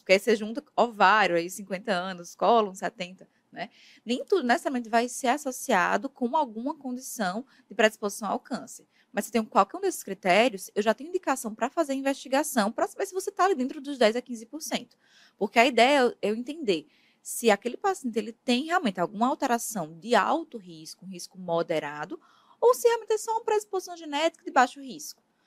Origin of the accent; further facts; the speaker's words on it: Campina Grande, Paraíba, Brazil; also born or lived in Ribeirão Preto; Eu sou da Paraíba, né? Eu, eu, sou natural de Campina Grande